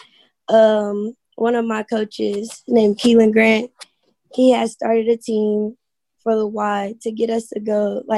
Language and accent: English; Midwest City, Oklahoma, United States; Midwest City, Oklahoma.